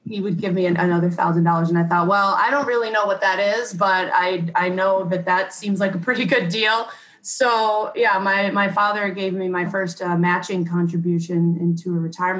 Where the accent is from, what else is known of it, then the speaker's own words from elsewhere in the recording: Rochester, New York, United States; I grew up in Rochester, New York